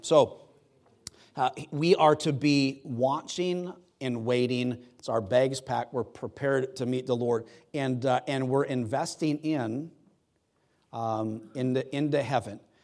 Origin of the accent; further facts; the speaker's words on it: United States; I'm American